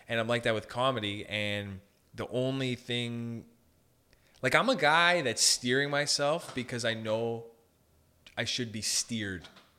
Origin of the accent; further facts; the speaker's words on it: Sault Ste. Marie, Ontario, Canada; I grew up in Sault Ste. Marie.